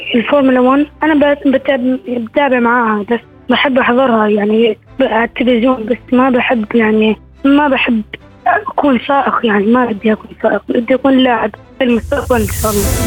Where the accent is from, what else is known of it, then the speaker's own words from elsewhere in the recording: Jordan; أنا من الأردن